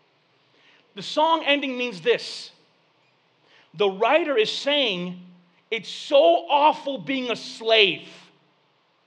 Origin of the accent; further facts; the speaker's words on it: Flint, Michigan, United States; growing up in Flint